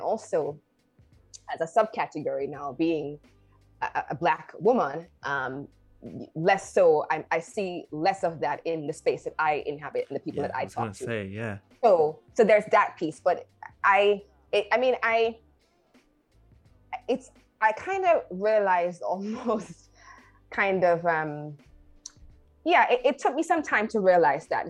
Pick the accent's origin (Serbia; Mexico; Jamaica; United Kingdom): Jamaica; I'm a Caribbean person. I grew up in Jamaica.